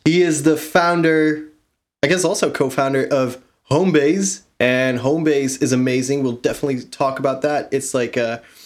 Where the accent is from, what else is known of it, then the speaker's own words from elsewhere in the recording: Groningen, Netherlands; you're from my hometown, right? We know each other from back in the Netherlands, from Groningen